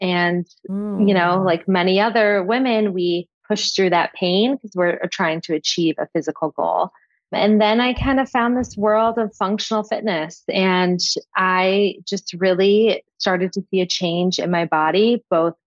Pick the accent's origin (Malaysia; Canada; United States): United States; Michigan; moved away as an adult; also born or lived in New York; now in the Hamptons, United States; I'm from Michigan originally